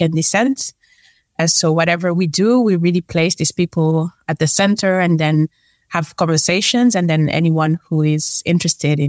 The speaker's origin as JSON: {"language": "English", "area": "near Paris, grew up in mainland France", "region": "Île-de-France", "country": "France", "tie": "born or raised there", "moved": "as an adult", "lives_now": "Amsterdam, Netherlands", "said": "I am a French. I was born near Paris"}